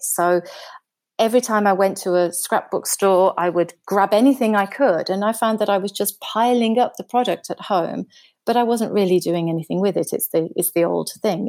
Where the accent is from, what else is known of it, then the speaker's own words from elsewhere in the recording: United Kingdom; moved away as an adult; now in Germany; I'm, I'm British, but I live in Germany. I've been living in Germany for about, for over twenty years now.